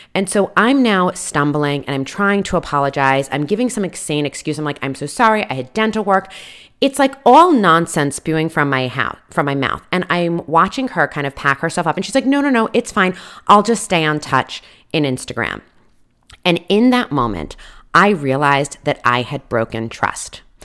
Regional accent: East Coast, United States; moved away; I come from the East Coast

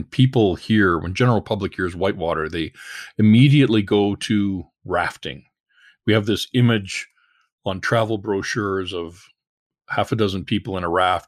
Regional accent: Canada; I'm a Canadian journalist, chef, hunter, fisherman

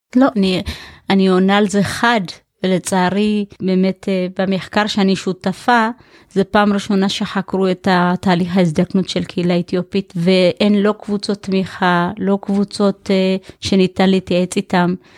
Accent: Ein Shemer, Haifa District, Israel; also born or lived in Ethiopia; אני גדלתי בקיבוץ, קיבוץ עין שמר

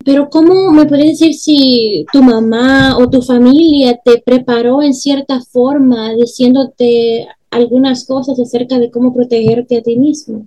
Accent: El Salvador; moved away; yo soy del Salvador y aunque no viva allá, dejo mi corazoncito en el pulgarcito

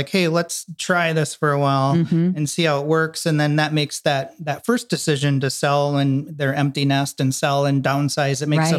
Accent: Minnesota, United States; we're not only from Minnesota and have family here, but we actually missed the seasons.

